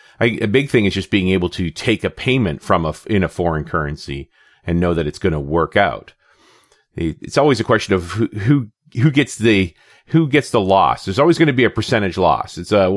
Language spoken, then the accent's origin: English; Canada; being the Canadian in the room